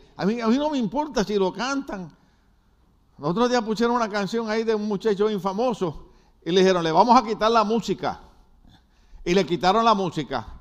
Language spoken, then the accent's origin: Spanish; Puerto Rico; yo soy boricua